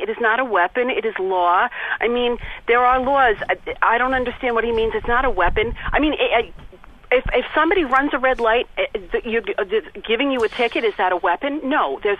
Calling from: Long Island, New York, United States; I'm calling as a New Yorker, as a lifelong devout and practicing Catholic

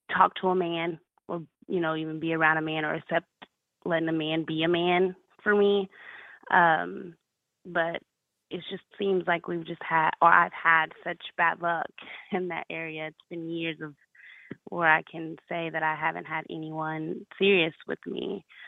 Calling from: Dallas, Texas, United States; I'm calling from da- from Dallas, Texas.

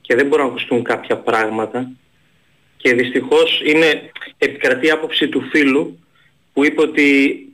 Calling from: Thessaloniki, Central Macedonia, Greece; από Θεσσαλονίκη.

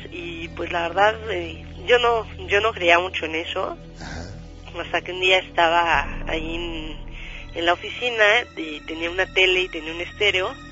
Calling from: Mexico City, Mexico; De aquí, del Distrito Federal.

